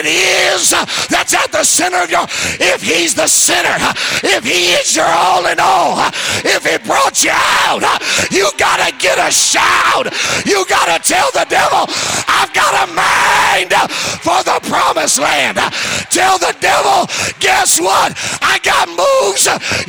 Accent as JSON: {"language": "English", "region": "California", "country": "United States", "said": "I'm from California"}